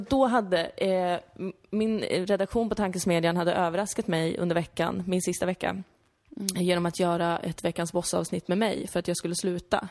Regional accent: Täby, Stockholm County, Sweden; now in Malmö, Sweden; att växa upp där för att jag så himla gärna ville bli svensk

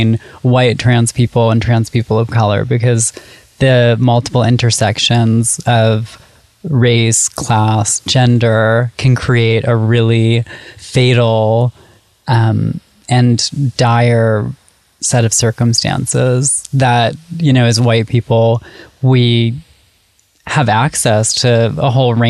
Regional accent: Syracuse, New York, United States; I grew up in Syracuse, New York

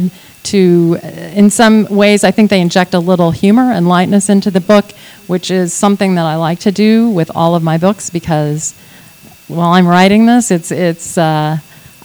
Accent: Texas, United States; I'm a Texan

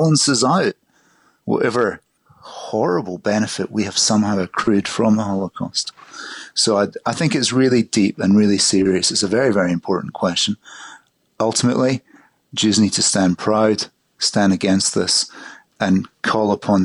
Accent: Glasgow, Scotland, United Kingdom; I grew up in Glasgow in the 1960s, 1970s

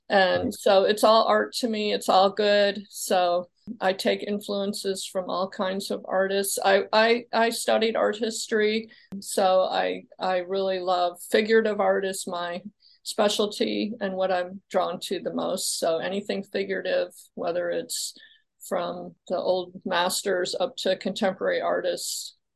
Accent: Midwest, United States; also born or lived in Illinois / Kentucky / Indiana; So um, I'm from the Midwest. I started out in Illinois, and then my family moved to Kentucky, and then I ended up in Indiana before all before I came here to Florida.

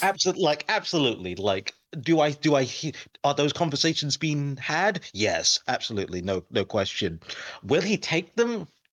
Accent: United Kingdom; I'm British

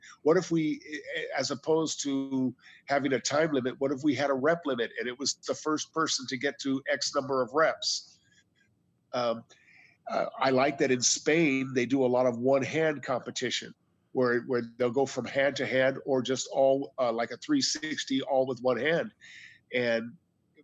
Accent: United States; I'm an American

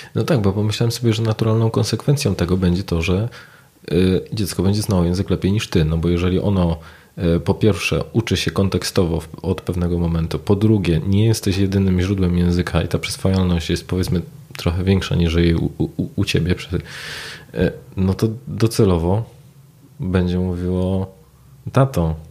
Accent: Poland; accent: Polish; z moim mhm. polskim akcentem w języku angielskim

